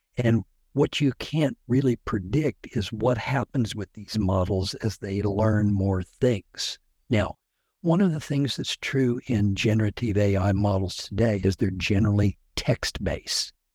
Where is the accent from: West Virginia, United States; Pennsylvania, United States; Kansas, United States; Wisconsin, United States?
Kansas, United States; Hutchinson; I am from Hutchinson, Kansas